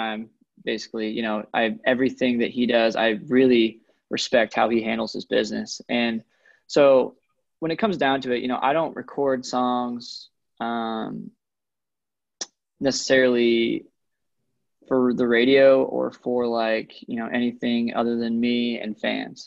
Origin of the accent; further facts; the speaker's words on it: Coeur d'Alene, Idaho, United States; I'm from Coeur d'Alene, Idaho is the town that I'm from. So I'm like 2 hours south of the Canadian border